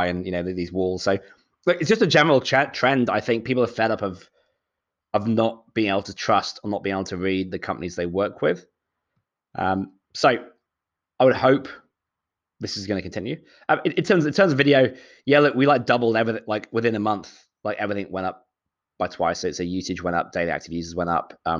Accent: Shropshire, West Midlands, United Kingdom; moved away as an adult; also born or lived in London, United Kingdom; now in Sydney, Australia; I'm from the Midlands, so a place called Shropshire

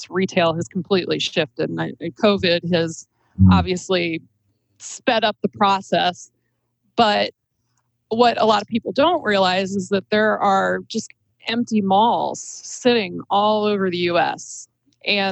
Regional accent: Akron, Ohio, United States; I grew up right around the corner from Rolling Acres Mall

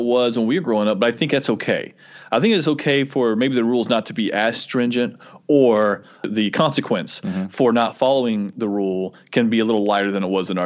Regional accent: the South, United States; when I was growing up, I grew up in the South

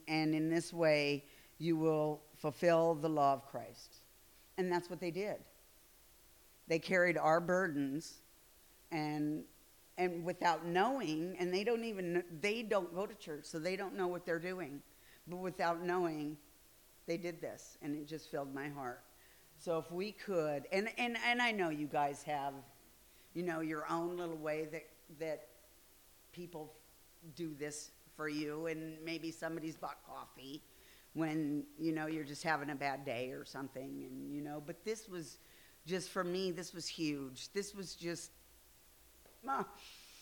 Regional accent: Midwest, United States; I'm from the Midwest

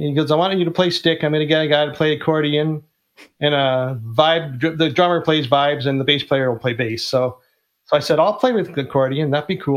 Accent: Canada; I'm Canadian

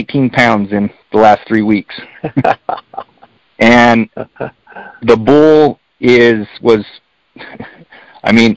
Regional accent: Springerville, Arizona, United States; also born or lived in Eagar, Arizona; I grew up here. I'm born and raised in Springerville, Eager.

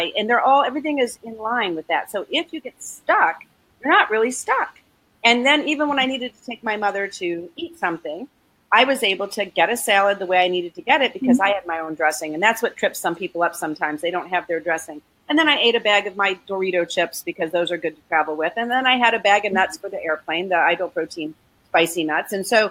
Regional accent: Florida, United States; because it's the winter and we're from Florida and we don't like cold weather.

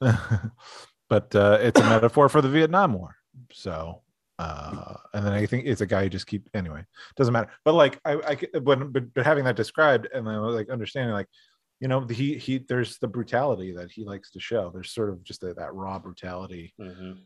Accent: Scranton, Pennsylvania, United States; I grew up in Scranton, a lot of Italian American and a lot of Irish American kids

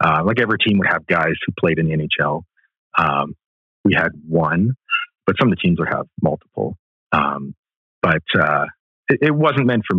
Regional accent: Delta, British Columbia, Canada; I grew up in Delta, British Columbia, a suburban neighborhood of Vancouver

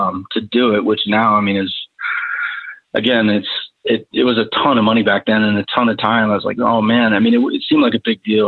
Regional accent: Denver, Colorado, United States; also born or lived in Boulder, Colorado; born and raised in Denver, Colorado

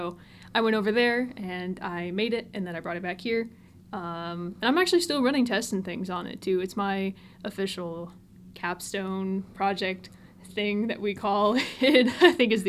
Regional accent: Tennessee, United States; I've lived a bunch of different places growing up, but I've pretty much called Tennessee home. I just grew up further south.

